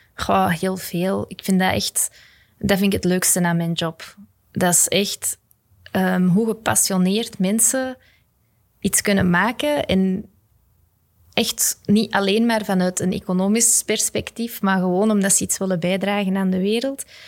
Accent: Belgium; als Belgen

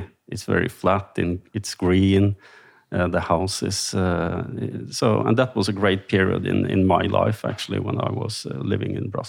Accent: Trøndelag, Norway; I'm from Trøndelag, and that's a region in Norway, which is in the middle part of Norway. Live close to a small city called Steinkjer, where I work as a lawyer.

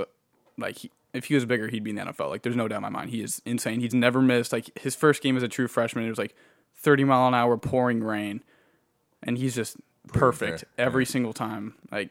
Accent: California, United States; I mean, you know, I'm like from California originally. I don't like the snow either still.

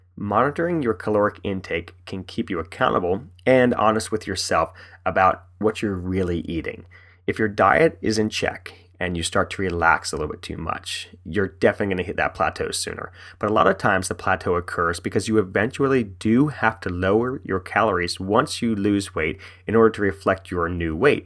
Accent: West Virginia, United States; now in Frederick, United States; I'm from West Virginia, born and raised

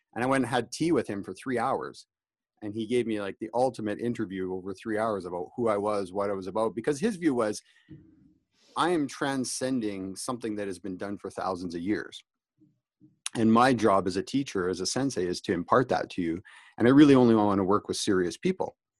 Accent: Canada; also born or lived in Calgary, Alberta; I'm Canadian

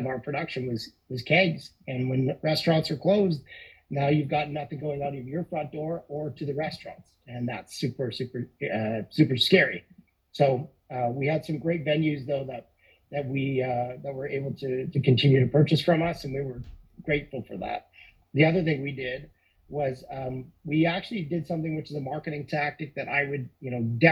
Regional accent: Balzac, Alberta, Canada; we grew up in Balzac

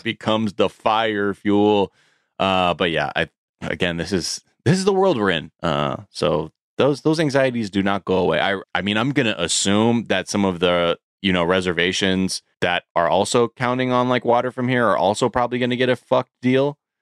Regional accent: California, United States; as a Californian

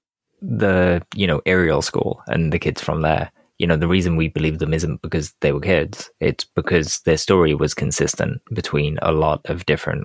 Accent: Wales, United Kingdom; just being Welsh.

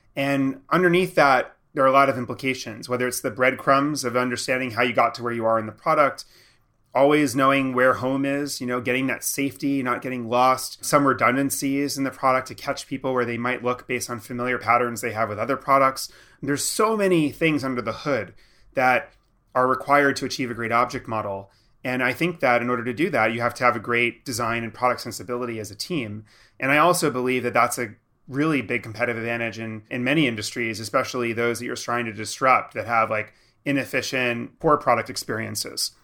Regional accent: New York, United States; I was from New York

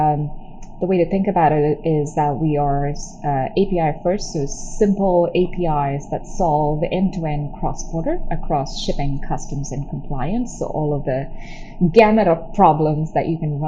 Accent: Chennai, Tamil Nadu, India; moved away as an adult; now in United States; I was born in Chennai, which is a city in southern India. It's by the coast. I grew up there.

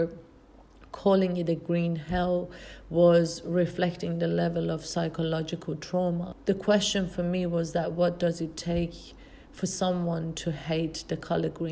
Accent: Iran; moved away as an adult; now in Australia; I'm originally from Iran.

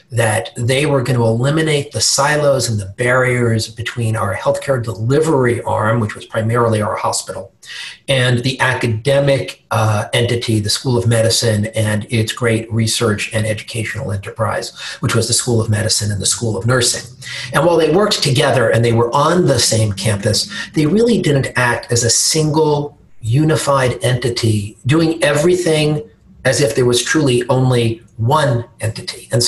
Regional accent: New York, United States; accent: New York; I sort of lost my New York accent.

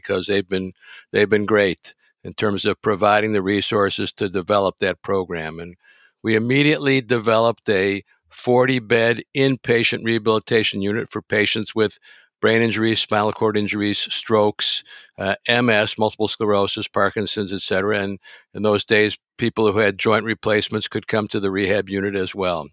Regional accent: Detroit, Michigan, United States; also born or lived in Ann Arbor, Michigan; I grew up in Detroit, right in the city

